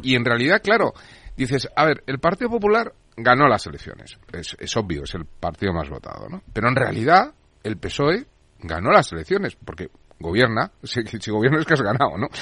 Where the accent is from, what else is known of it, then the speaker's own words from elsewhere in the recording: Madrid, Community of Madrid, Spain; soy de Chamberí